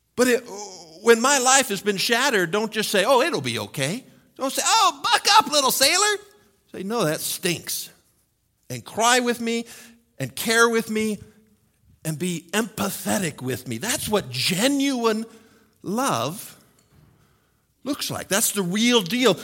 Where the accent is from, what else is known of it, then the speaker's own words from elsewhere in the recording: United States; as American males